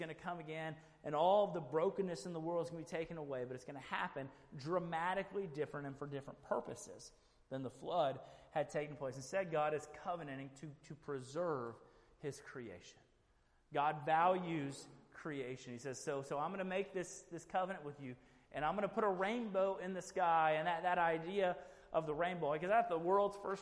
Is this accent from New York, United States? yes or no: no; Houston, Texas, United States; I grew up in Houston